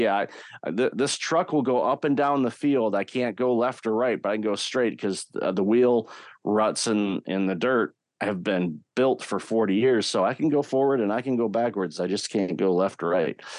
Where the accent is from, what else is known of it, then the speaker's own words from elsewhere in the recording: Detroit, Michigan, United States; I grew up in the Detroit, Michigan area